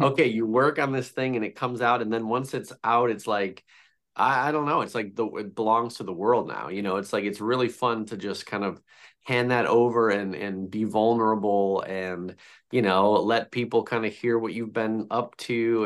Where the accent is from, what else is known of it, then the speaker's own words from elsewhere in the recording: Chicago, Illinois, United States; I'm from Chicago